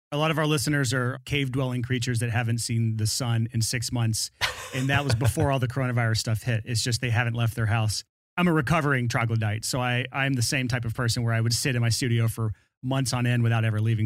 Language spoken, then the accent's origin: English; Alabama, United States; born or raised there; accent: thick Southern